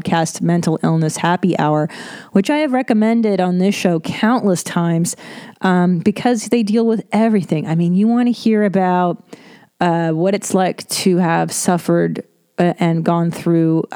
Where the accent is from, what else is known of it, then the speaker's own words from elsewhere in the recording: Los Angeles, California, United States; I grew up in Los Angeles